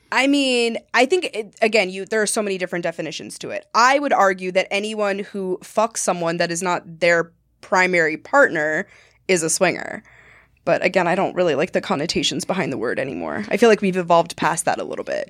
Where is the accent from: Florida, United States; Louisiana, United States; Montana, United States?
Montana, United States; moved away; I grew up in Montana